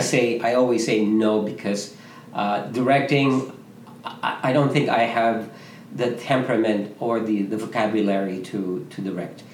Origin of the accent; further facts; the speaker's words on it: Philippines; moved away as an adult; me with other Filipino men, Junix, Robert, uh, Michael Williams, all those guys, we came from the Philippines